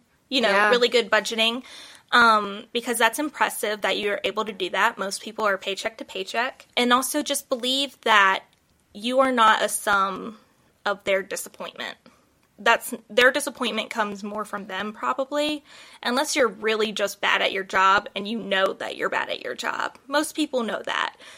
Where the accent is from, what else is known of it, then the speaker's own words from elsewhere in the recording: United States; we're from America